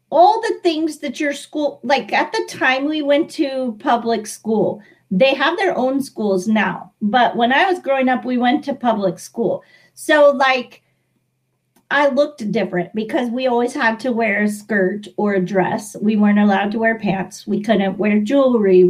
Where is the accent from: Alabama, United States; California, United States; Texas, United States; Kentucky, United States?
Texas, United States; San Antonio; I'm from San Antonio, Texas, and I live in a little suburb outside of San Antonio now